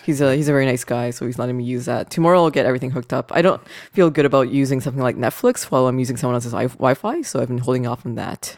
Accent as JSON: {"language": "English", "town": "Vancouver", "region": "British Columbia", "country": "Canada", "tie": "born or raised there", "said": "I grew up in Vancouver and it's very diverse here"}